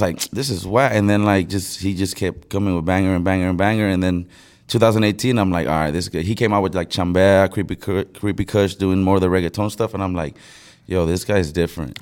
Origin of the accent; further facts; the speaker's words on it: Brawley, California, United States; also born or lived in Mexicali, Mexico / San Diego, California; I'm from Brawley, California. I was born in Mexicali. I moved to Brawley, California when I was six years old.